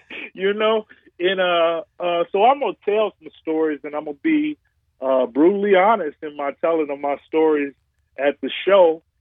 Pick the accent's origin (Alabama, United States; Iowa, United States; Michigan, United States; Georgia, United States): Michigan, United States; Detroit; also born or lived in Chicago; Detroit is my hometown